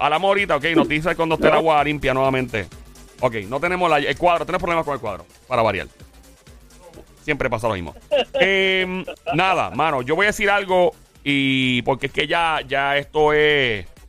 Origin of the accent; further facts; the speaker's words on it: Caguas, Puerto Rico; en Caguas, mi pueblo